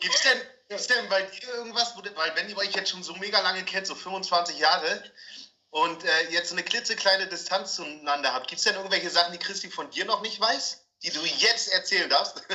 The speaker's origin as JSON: {"language": "German", "area": "East German prefab housing estate", "region": "East Germany", "country": "Germany", "tie": "born or raised there", "said": "ich bin ja in der Ostplatte groß geworden"}